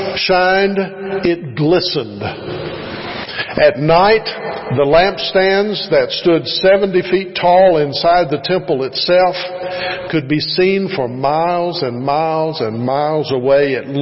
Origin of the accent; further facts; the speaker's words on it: Bremen, Kentucky, United States; moved away as an adult; also born or lived in North Carolina; 6 or 7 years since we moved back from North Carolina to Kentucky. We spent a long time in North Carolina, but Kentucky is our home. I went to school at Bremen High School.